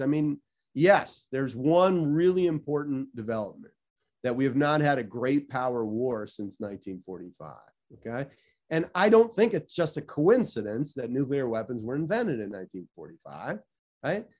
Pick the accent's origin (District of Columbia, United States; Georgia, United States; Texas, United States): District of Columbia, United States; Washington; moved away as an adult; also born or lived in Chicago; I grew up in Washington, D C